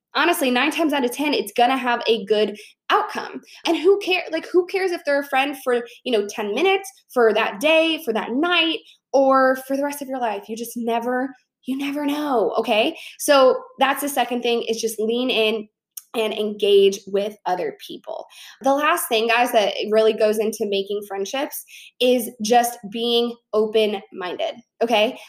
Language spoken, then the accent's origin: English; Chicago, Illinois, United States; I'm from Chicago